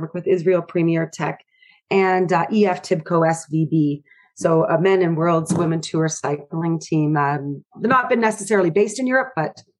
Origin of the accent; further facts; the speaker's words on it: Canada; moved away as an adult; also born or lived in Tasmania, Australia / Davis, California; now in Truckee, United States; I am from Canada originally, have worked within the Canadian sports system at the Canadian Sport Institute Pacific for a few years, and then found our way down to Australia, actually in Tasmania